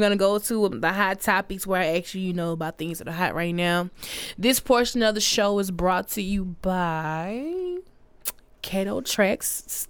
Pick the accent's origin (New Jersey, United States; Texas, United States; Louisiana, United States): Louisiana, United States; Alexandria; I don't think I want my city to be called Helixandria.